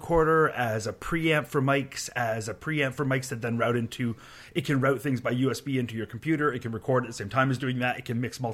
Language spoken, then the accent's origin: English; Canada; As a Canadian